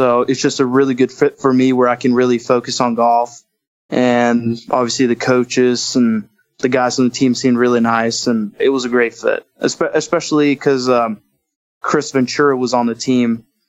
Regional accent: Oslo, Norway; moved away as an adult; now in Stillwater, United States; I'm from Oslo, Norway

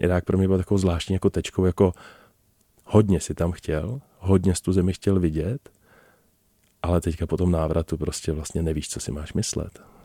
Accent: Czechia; jsme se narodili v České republice

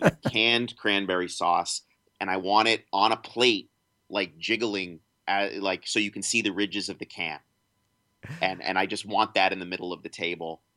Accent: Washington, District of Columbia, United States; born or raised there

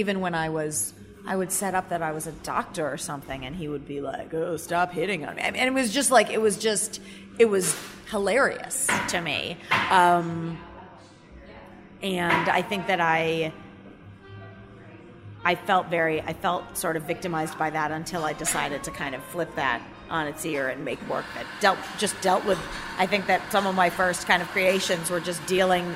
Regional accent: United States; also born or lived in New York; I'm an American comedy artist

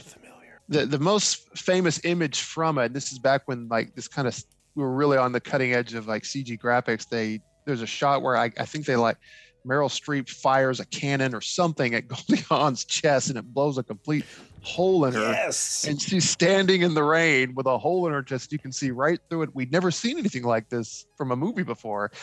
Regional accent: Mayfield, Kentucky, United States; now in Clarksville, United States; my hometown of Mayfield

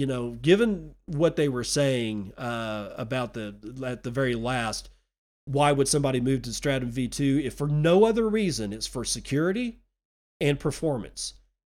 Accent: India; now in United States; Growing up in India, I witnessed how a lack of energy impacted health, knowledge, and opportunity.

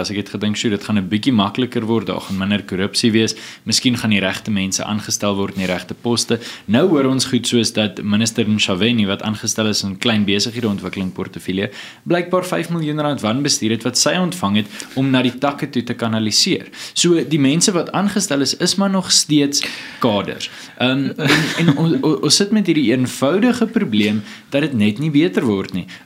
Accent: South Africa; ons as Suid-Afrikaners

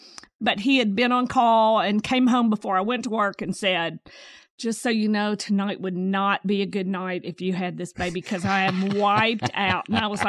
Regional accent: Germantown, Tennessee, United States; now in Jackson, United States; I grew up in Germantown.

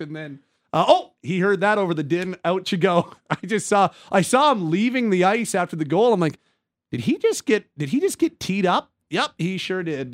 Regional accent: Calgary, Alberta, Canada; I'm born and raised in Calgary

